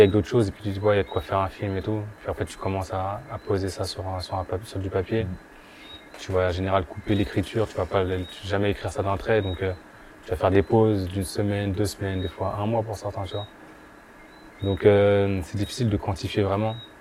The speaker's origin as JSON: {"language": "French", "town": "Bondy", "region": "Île-de-France", "country": "France", "tie": "born or raised there", "also_born_or_lived": "Guadeloupe", "said": "moi j'ai grandi à Bondy principalement. J'habitais aussi en Guadeloupe un peu, mais j'ai principalement grandi à Bondy"}